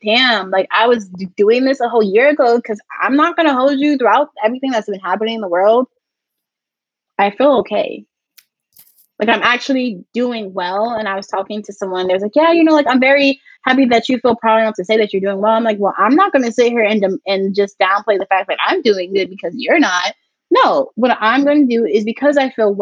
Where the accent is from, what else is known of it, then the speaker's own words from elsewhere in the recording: New Jersey, United States; moved away as an adult; now in New York, United States; I moved to New York to not be in the house. I'm from New Jersey.